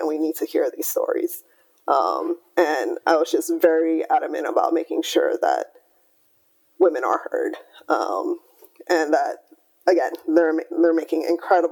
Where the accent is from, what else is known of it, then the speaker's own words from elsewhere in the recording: Hawaii, United States; moved away; also born or lived in California; I grew up in Hawaii, I went to university in California